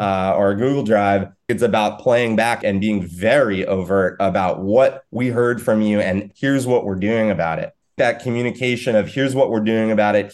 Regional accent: New York, United States; I'm a New Yorker

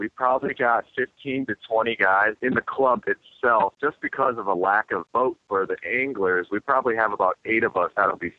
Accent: Minnesota, United States; I'm from Minnesota. I grew up there fishing all of my life.

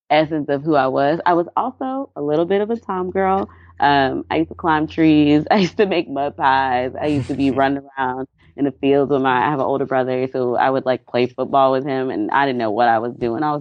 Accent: Anniston, Alabama, United States; also born or lived in Dallas; My mom, we were in um, Anniston, like eh, which is closer to I guess Birmingham, Alabama.

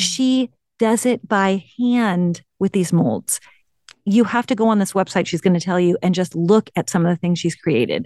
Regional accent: the Bay Area, California, United States; I grew up in the Bay Area.

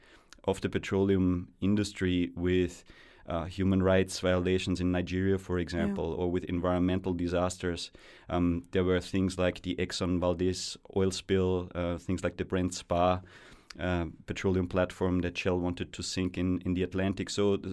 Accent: Austria; Growing up in Austria is a real privilege. I spent my childhood very close to mountains, lakes, and forests, so in a very intact environment

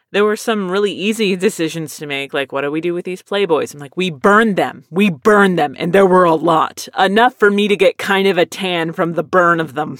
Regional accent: Texas, United States; also born or lived in Philadelphia, Pennsylvania; I lived here most of my life

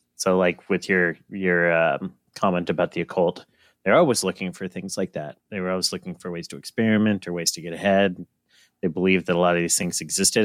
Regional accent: United States; I'm American.

